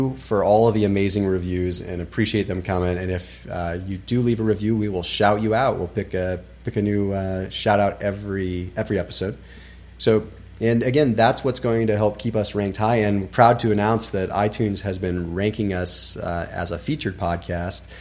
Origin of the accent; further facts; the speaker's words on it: Sonoma, Napa area, California, United States; I grew up in Sonoma, Napa, Sonoma, Napa area, which is the wine capital